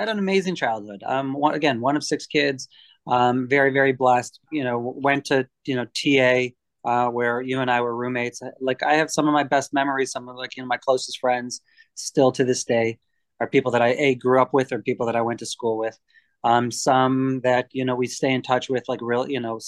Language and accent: English; Michigan, United States; also born or lived in Baltimore, Maryland; born and raised in Michigan